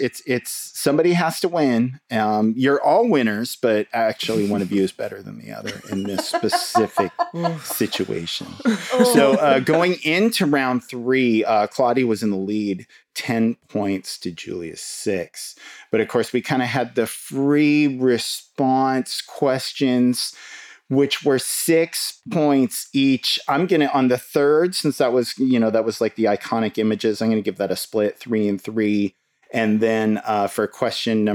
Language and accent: English; Portland, Oregon, United States; I grew up in St. John's